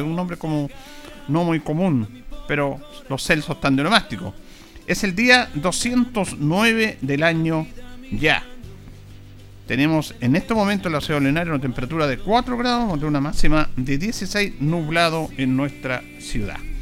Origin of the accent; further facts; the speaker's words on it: Chile; como somos los chilenos